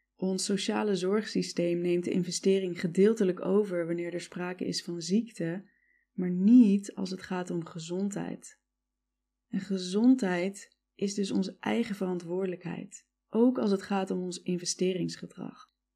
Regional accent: Netherlands; also born or lived in United States

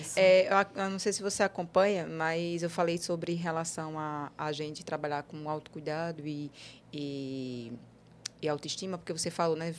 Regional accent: Northeast Region, Brazil; nós que somos nordestinos

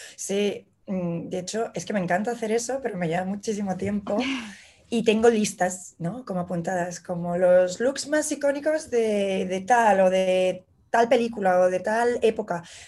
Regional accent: Madrid, Community of Madrid, Spain; moved away as an adult; also born or lived in Barcelona; now in New York, United States; soy ilustradora, soy de Madrid, eh, me vine a vivir hace cinco años a Nueva York

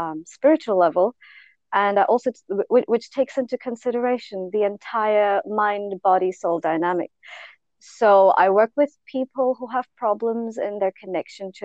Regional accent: India; I grew up in India

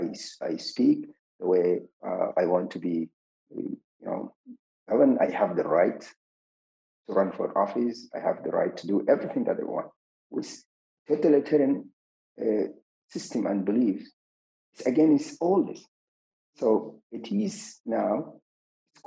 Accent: Zalingei, Central Darfur, Sudan; my hometown, Zalingi

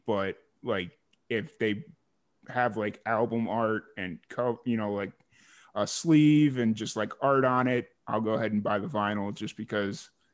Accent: Chicago, Illinois, United States; moved away as an adult; originally I'm from Chicago

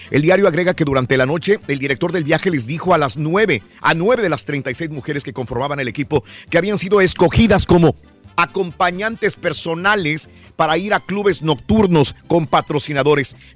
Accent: Jalisco, Mexico; Soy jalisciense, soy mexicano y aparte toda mi familia desde muy niños me inculcó eh, la música bonita

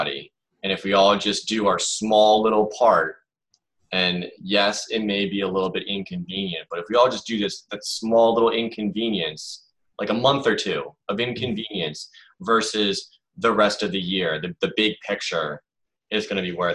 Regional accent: United States; I am an American

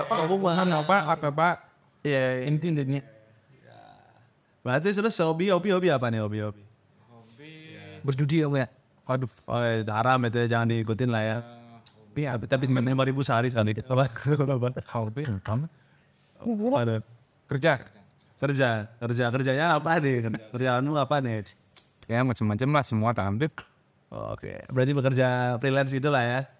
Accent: Bali, Indonesia; born there; oke terus asal dari uh, eh, bapak Palembang ibu Jawa Tengah aku lahir di Bali

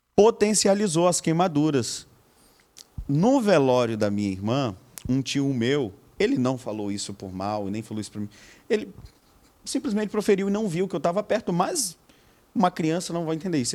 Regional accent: Marataízes, Espírito Santo, Brazil; also born or lived in Ouvidor, Itapemirim; Fui criado em Marataízes, nasci lá no interior Itapemirim, mas fui criado em Marataízes

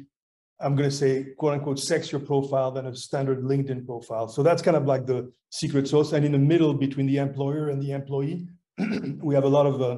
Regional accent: France; moved away as an adult; also born or lived in Boston, United States; I had some family stuff I had to take care of back in France because I'm from France

